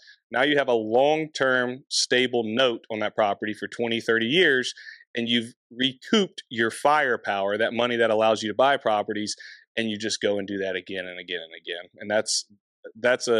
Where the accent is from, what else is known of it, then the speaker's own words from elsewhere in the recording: Anderson, South Carolina, United States; So I find a house in my hometown on my own